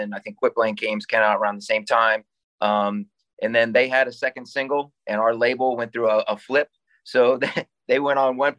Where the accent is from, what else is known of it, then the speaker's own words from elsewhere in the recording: Ohio, United States; we're four guys from Ohio.